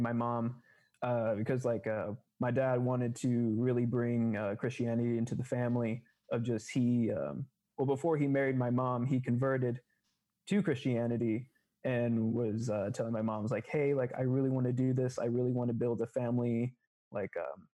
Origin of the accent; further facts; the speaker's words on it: Seguin, Texas, United States; I grew up in Seguin, Texas, which is a very small town kind of near San Antonio.